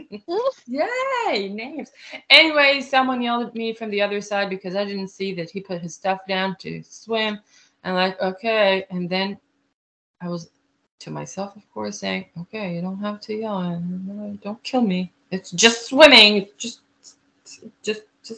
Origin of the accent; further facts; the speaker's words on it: Israel; English is a second language; also born or lived in Fort Wayne, Indiana; now in United States; originally I'm from Israel